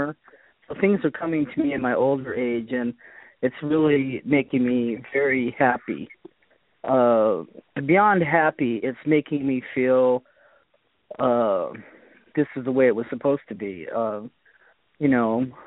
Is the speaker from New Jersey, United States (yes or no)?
no; Boston, Massachusetts, United States; now in California, United States; I was born in Boston